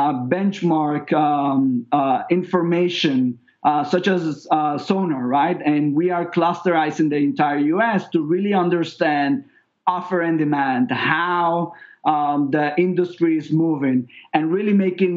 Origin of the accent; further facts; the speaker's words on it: Venezuela; moved away as an adult; also born or lived in New York; now in Miami, United States; I'm originally from Venezuela.